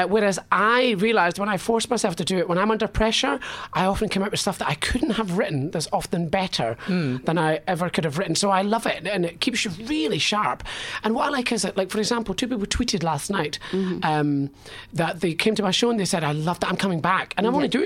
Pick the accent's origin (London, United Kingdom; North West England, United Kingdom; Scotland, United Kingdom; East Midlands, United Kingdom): Scotland, United Kingdom; accent: Scottish; I am a Scottish comedian